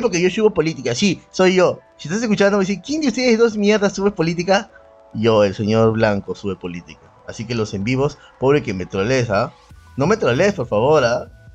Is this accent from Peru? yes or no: yes; Peru; en el Perú arrastramos mucho como trauma hasta ahora eh, el racismo